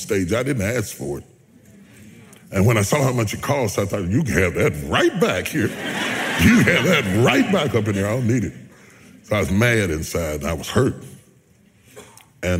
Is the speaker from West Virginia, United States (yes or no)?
yes; West Virginia, United States; I'm a country boy. I'm from West Virginia.